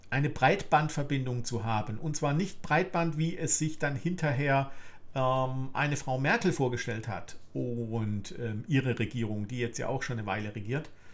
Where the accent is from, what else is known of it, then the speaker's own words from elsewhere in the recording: Germany; ich bin im Westen in der BRD geboren